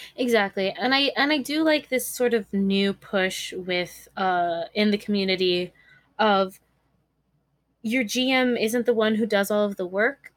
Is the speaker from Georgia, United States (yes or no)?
no; California, United States; I was born and raised in California.